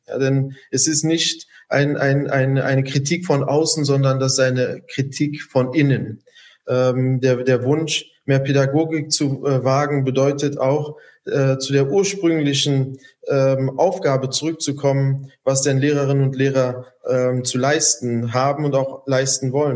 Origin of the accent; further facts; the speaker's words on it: Germany; als Deutsche bezeichnen, weil wir hier aufgewachsen sind oder auch einen deutschen Pass haben